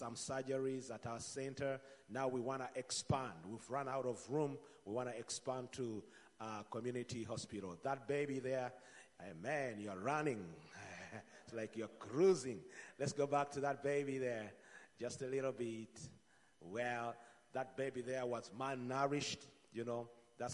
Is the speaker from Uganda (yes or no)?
yes; Uganda; I come from Uganda